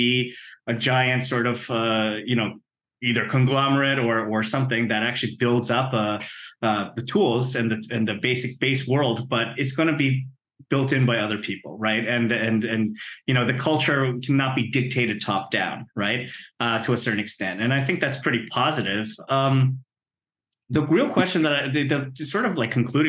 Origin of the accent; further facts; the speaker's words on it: Canada; now in United States; being a Canadian